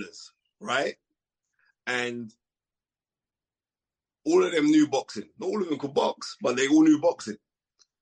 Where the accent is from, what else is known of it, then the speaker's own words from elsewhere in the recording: United Kingdom; Being British